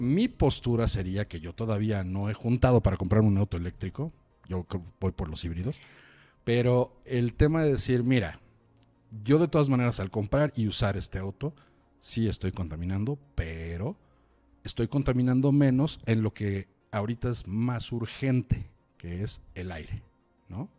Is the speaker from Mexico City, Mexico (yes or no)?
yes; Chilango, Mexico City, Mexico; siendo chilangos